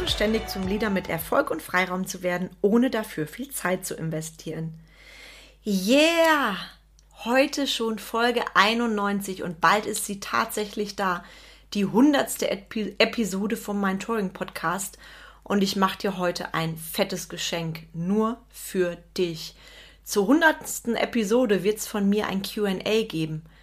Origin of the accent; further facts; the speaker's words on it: Schönau, North Rhine-Westphalia, Germany; also born or lived in Bonn; Ich bin 1975 in Bonn geboren damals noch Hauptstadt. Vielleicht bin ich auch deswegen so und habe ein bisschen das Talent einer Rheinländerin, ich weiß es nicht. Meine Eltern hat es dann allerdings relativ zügig wieder ins Sauerland verschlagen, ins kleine Dörfchen Schönau.